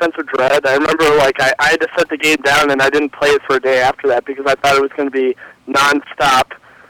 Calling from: Massachusetts, United States; from Massachusetts.

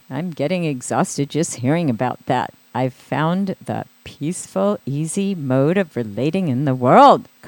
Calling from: Pasadena, California, United States; Oh, pa- Pasadena.

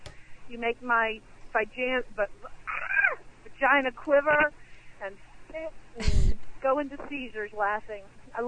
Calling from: Tullahoma, Tennessee, United States; I'm calling from Tullahoma, Tennessee. Right here, this part of the country is like the asshole of the Bible Belt.

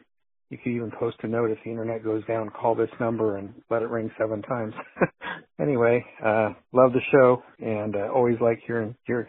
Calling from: Fresno, California, United States; I'm calling from Fresno, California

